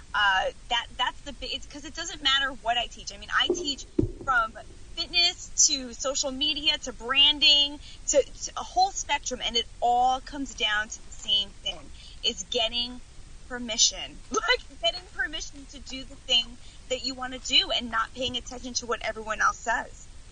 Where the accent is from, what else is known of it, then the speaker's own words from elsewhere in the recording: Long Island, New York, United States; Stayed here my whole life, the whole beginning of my life.